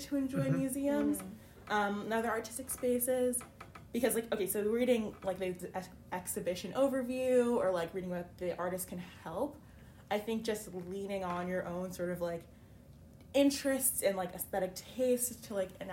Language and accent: English; Connecticut, United States; I'm from Connecticut, so not too far from here